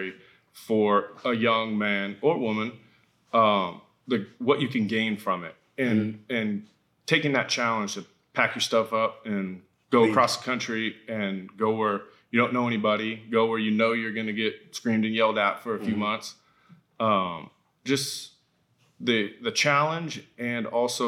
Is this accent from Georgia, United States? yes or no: no; Folsom, California, United States; also born or lived in Auburn; I was born in Auburn. I was raised in Folsom, like Old Town Folsom